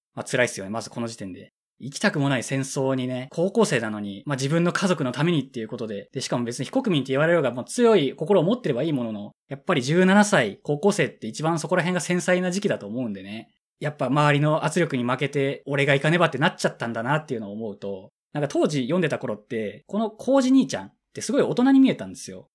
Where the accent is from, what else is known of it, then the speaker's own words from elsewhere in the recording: Hiroshima, Japan; 僕は広島出身なんで